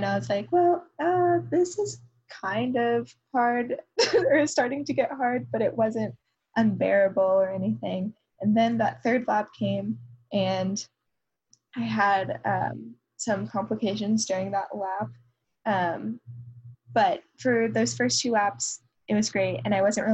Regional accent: Roswell, Georgia, United States; moved away; people from my hometown. So a lot of people from my high school still live around the Atlanta area

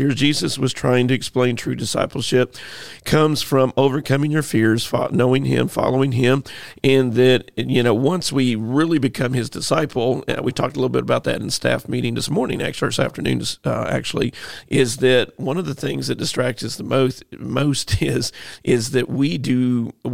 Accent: St. Louis, Missouri, United States; I grew up there. That's like my hometown

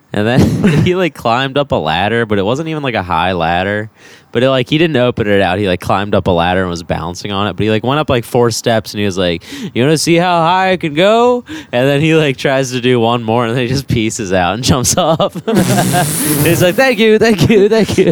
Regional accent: Baltimore, Maryland, United States; moved away; I'm from Baltimore.

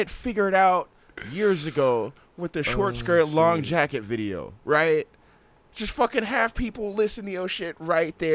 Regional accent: Oakland, California, United States; I'm from East Oakland

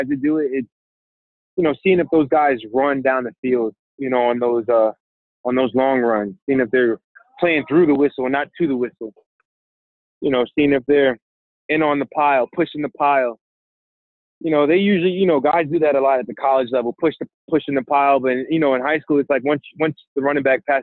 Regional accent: New York City, New York, United States; as a New Yorker, we take for granted some of the beautiful things that we have here

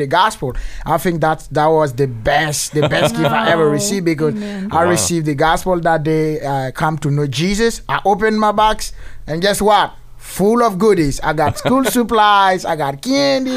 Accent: Burkina Faso; moved away; I'm from West Africa, Burkina Faso

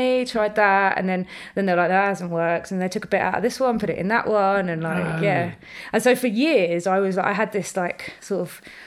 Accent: Brentford, London, United Kingdom; I grew up in Brentford, but I went to school in Chiswick

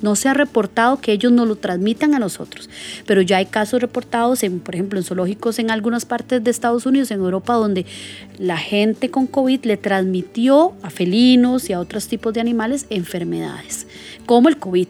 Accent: Costa Rica; como ticos

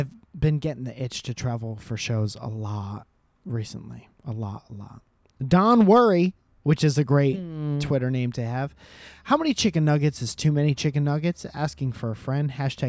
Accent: Connecticut, United States; you're from California, I'm from Connecticut.

